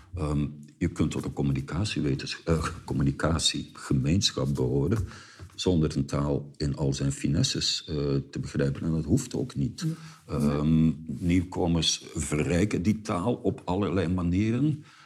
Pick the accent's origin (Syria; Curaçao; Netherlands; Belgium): Belgium; Flanders; moved away; wij als Vlaming